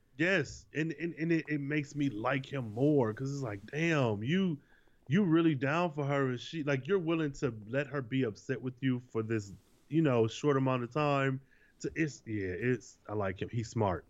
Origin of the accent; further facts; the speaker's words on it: Michigan, United States; I'm from Michigan and I know it only takes three hours to get to Chicago from my hometown